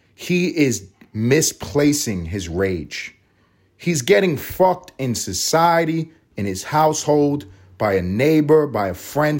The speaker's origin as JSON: {"language": "English", "town": "New York City", "region": "New York", "country": "United States", "tie": "born or raised there", "said": "I'm from New York City. I grew up in Harlem."}